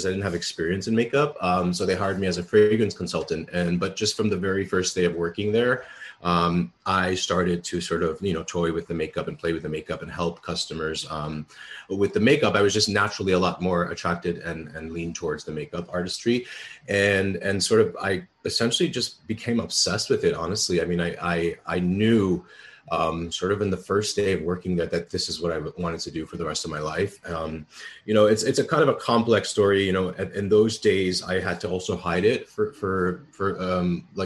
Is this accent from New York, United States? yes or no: yes; New York City, New York, United States; I grew up in the Bronx, and I'm a child of immigrant parents